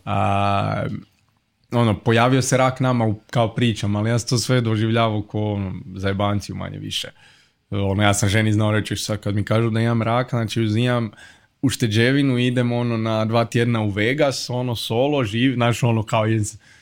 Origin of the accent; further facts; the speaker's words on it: Zagreb, City of Zagreb, Croatia; ja sam iz Zagreba, iz Gajnica, i to je ono baš pravi kvart